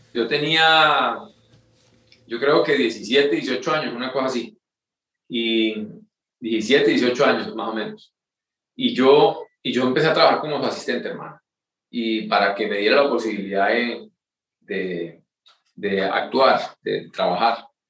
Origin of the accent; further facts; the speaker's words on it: Curití, Santander, Colombia; moved away; yo soy eh, colombiano, nacido y criado en un pueblo muy pequeño en Santander que se llama Curití